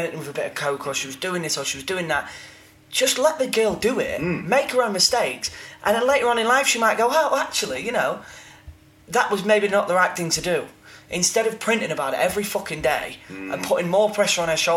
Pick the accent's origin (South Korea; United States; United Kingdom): United Kingdom; Grimsby, Yorkshire and the Humber; I'm from Grimsby